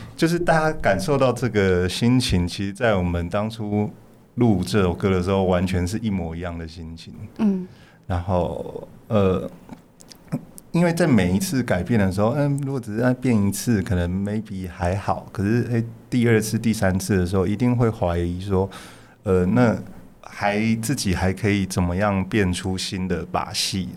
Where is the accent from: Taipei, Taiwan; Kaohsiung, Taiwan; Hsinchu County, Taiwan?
Taipei, Taiwan; 我在台北长大，但是我严格上来说是嗯。我爸是南投人，我妈妈是，也是彰化人